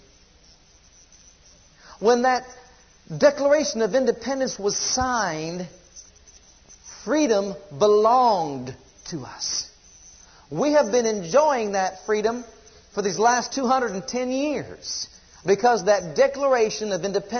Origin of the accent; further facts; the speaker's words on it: United States; As American citizens